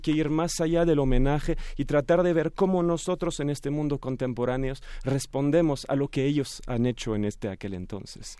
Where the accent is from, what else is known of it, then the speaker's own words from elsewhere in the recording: France; tres franceses, soy el más mexicano de los franceses